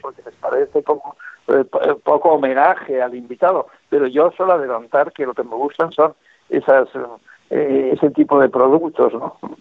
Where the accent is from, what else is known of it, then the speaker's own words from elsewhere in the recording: Bilbao, Basque Country, Spain; mi ciudad natal que es Bilbao